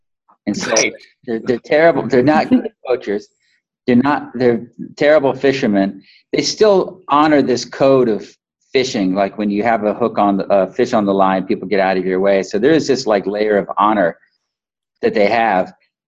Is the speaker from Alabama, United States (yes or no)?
yes; Alabama, United States; And I'm from Alabama